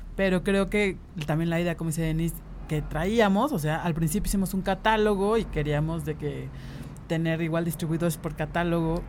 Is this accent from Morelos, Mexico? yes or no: yes; Cuernavaca, Morelos, Mexico; moved away as an adult; now in Mexico City, Mexico; crecimos en Cuernavaca